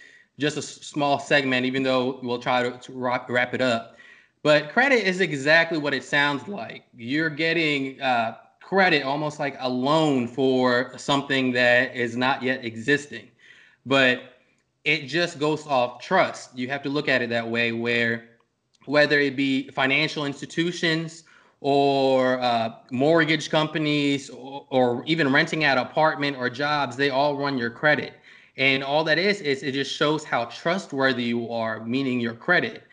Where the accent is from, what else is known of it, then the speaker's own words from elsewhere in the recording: Norfolk, Virginia, United States; I'm from Norfolk, Virginia. I grew up from around here.